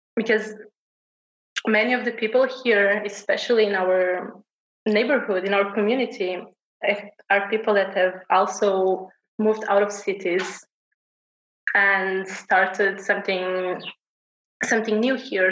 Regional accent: Portugal; I've been born and raised in Portugal

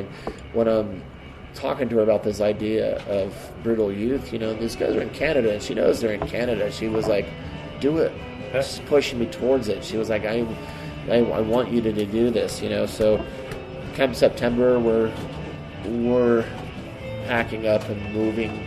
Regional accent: Casper, Wyoming, United States; also born or lived in Pennsylvania; now in Albuquerque, United States; I was born and raised in Pennsylvania. We didn't move to Wyoming until I was about, like, 6 or 7

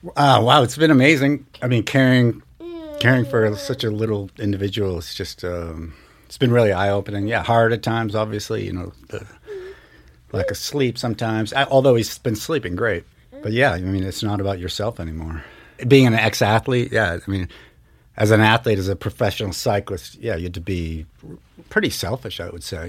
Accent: Marblehead, Massachusetts, United States; now in Missoula, United States; I grew up in Marblehead, Massachusetts, about a half hour north of Boston

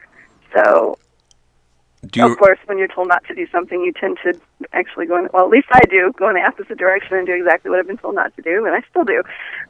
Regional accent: Fort Lauderdale, Florida, United States; also born or lived in Missouri; I grew up in South Florida. Whereabouts? The Fort Lauderdale area.

